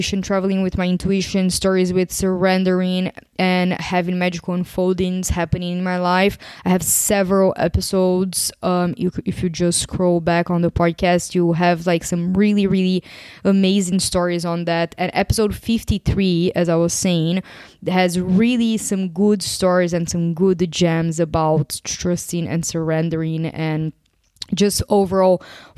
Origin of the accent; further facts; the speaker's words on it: Brazil; moved away as an adult; also born or lived in Portugal; now in Greece; I'm actually from Brazil.